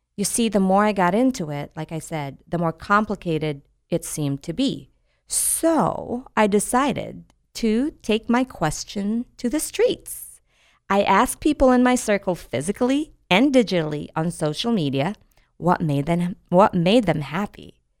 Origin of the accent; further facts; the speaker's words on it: United States; our sense of being American